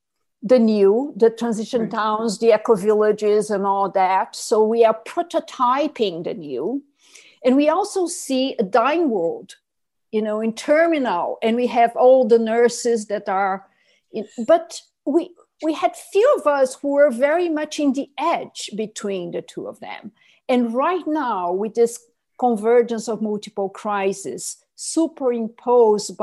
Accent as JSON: {"language": "English", "country": "Brazil", "tie": "born or raised there", "said": "in my home country, when Cerrado, which is savanna, meets tropical forest"}